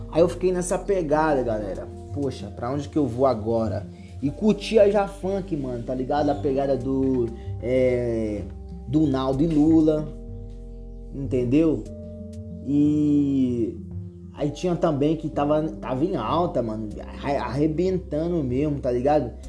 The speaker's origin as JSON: {"language": "Portuguese", "town": "Berilo", "region": "Minas Gerais", "country": "Brazil", "tie": "born or raised there", "lives_now": "São Paulo, Brazil", "said": "Quando você sai de uma cidade pequena, a minha cidade tem, hoje, não tem 15. A minha cidade natal, Berilo, não tem 15 mil habitantes. É uma cidade muito pequena em questão de emprego, de desenvolvimento, de recursos"}